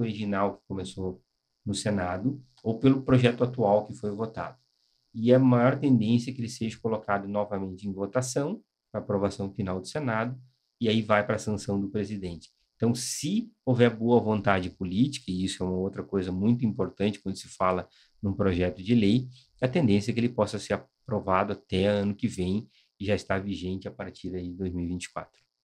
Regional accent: Brazil; nós somos brasileiros, nós estamos trabalhando no Brasil

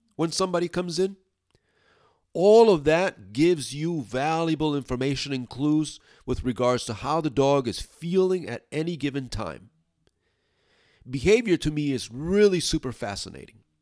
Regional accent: New York City, New York, United States; now in upstate New York, United States; I'm originally from New York City, Brooklyn, actually. And I'm now living in upstate New York

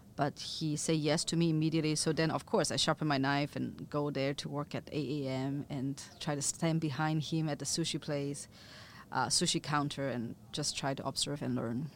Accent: Chengdu, Sichuan, China; moved away; also born or lived in other parts of China; I grew up in Chengdu or in, in other parts of China eating mi xian

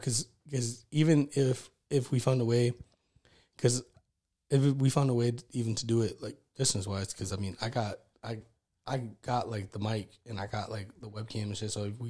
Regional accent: Connecticut, United States; I grew up in Connecticut, so me, like, Hartford to Connecticut was far.

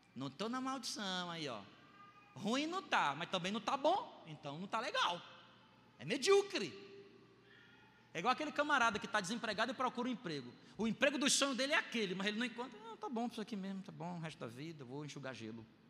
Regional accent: Brazil; eu sou brasileiro

